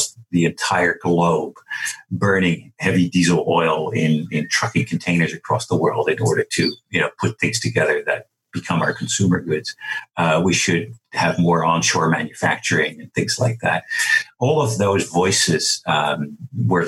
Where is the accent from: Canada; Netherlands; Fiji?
Netherlands; moved away; I'm Dutch